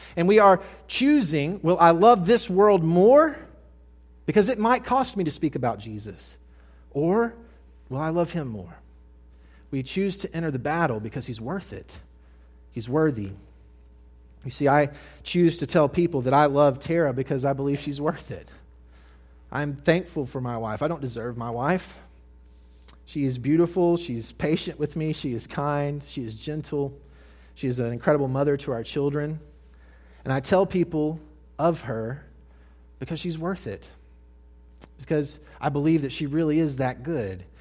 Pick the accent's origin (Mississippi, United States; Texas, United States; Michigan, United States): Mississippi, United States; I moved from North Mississippi to South Mississippi as a high school boy